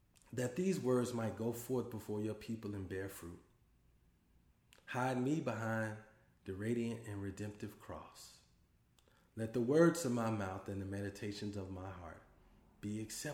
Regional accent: Dallas, Texas, United States; now in Boston, United States; I'm originally from Dallas, Texas, but I currently live in Boston, Massachusetts

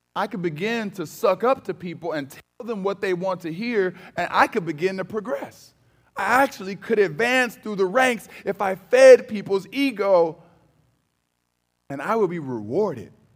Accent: Cleveland, Ohio, United States; I'm from Cleveland

